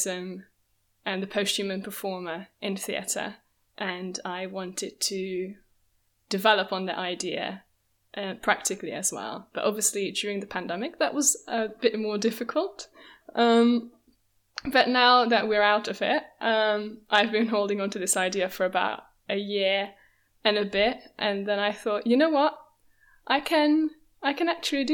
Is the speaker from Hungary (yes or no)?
yes; Hungary; now in London, United Kingdom; I'm originally from Hungary, but I'm London-based at the moment.